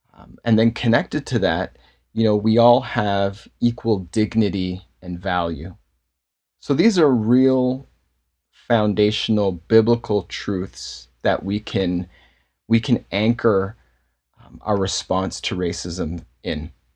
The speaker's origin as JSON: {"language": "English", "town": "Toronto", "region": "Ontario", "country": "Canada", "tie": "born or raised there", "said": "I, uh, was born and raised in Toronto and, uh, grown up here and grew up in a Baptist church in Toronto"}